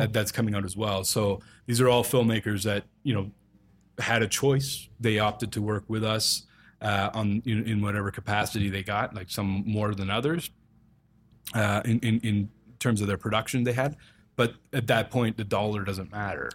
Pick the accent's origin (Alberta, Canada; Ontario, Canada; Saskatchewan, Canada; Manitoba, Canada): Alberta, Canada; Calgary; moved away as an adult; also born or lived in Vancouver Island; now in Toronto, Canada; I'm based in Toronto. I come from Calgary, but I, uh, and I was born in Vancouver Island.